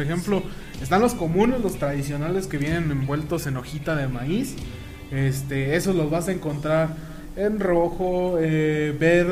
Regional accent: Angamacutiro, Michoacán, Mexico; Allá de donde yo soy, de Angamacutiro, con mucho orgullo

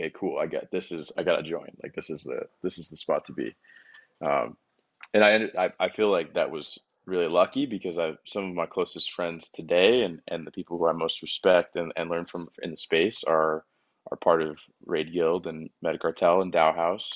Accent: Boston, Massachusetts, United States; moved away as an adult; also born or lived in Connecticut / San Francisco; now in Miami, United States; I was born in Connecticut. I spent most of my life in and around Boston

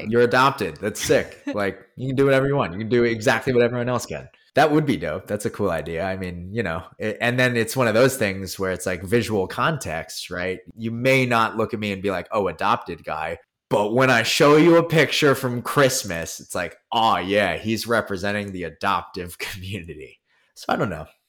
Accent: Philadelphia, Pennsylvania, United States; also born or lived in Korea; now in New York City, United States; I'm actually from Philadelphia, but where I'm really from uh, is also Philadelphia

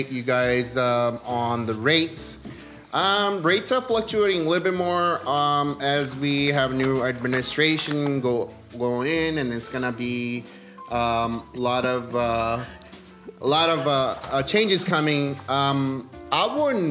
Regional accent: Karachi, Sindh, Pakistan; moved away; I'm originally from Pakistan

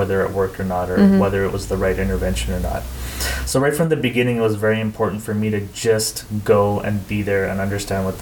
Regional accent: Canada; moved away as an adult; also born or lived in northern India; now in India; being Canadian is very different than being rural Indian

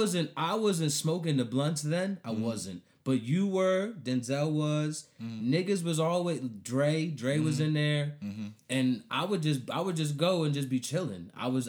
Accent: Colombia; Cause I grew up in Colombia.

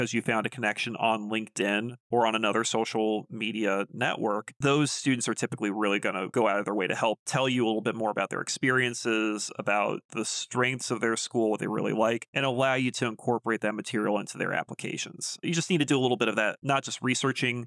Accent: United States; an American

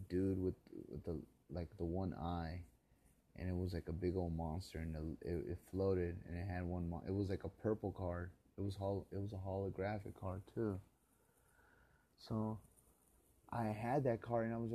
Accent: Los Angeles, California, United States; Back when I used to be a kid and I grew up on Murano and Wilcox.

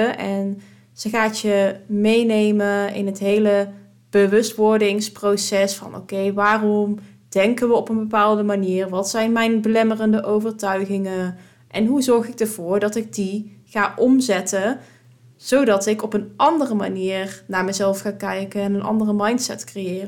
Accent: Drunen, North Brabant, Netherlands; moved away as an adult; now in Weert, Netherlands; de vrienden die ik destijds had in Drunen. Eh, in het dorpje waar ik vandaan kom

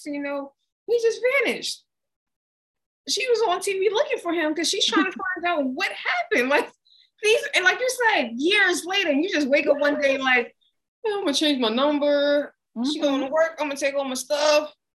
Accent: United States; I'm American

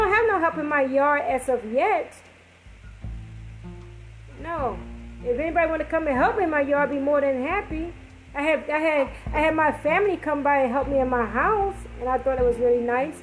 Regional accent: New York, United States; moved away; I'm from New York

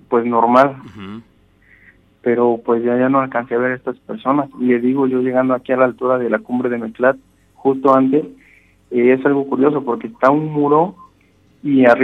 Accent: Dos Ríos, Veracruz, Mexico; Eh, yo soy de Dos Ríos, Axacan, Veracruz.

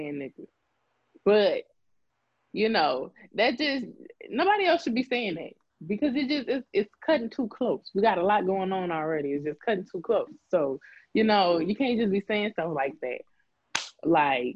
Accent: New Orleans, Louisiana, United States; I come from New Orleans, Louisiana. That's where I was born and raised

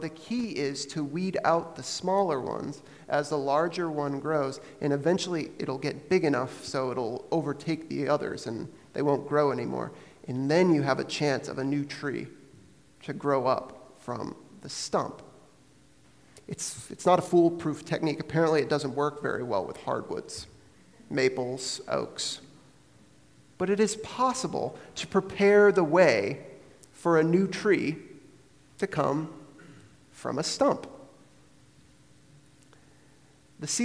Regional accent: Maine, United States; now in Vermont, United States; growing up in Maine and now living here in Vermont

